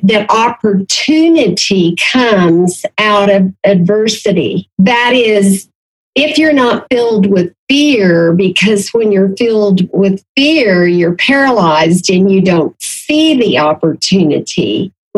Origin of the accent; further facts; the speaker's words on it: Enid, Oklahoma, United States; I was born and raised in Garfield County, which is where Enid, Oklahoma, is located.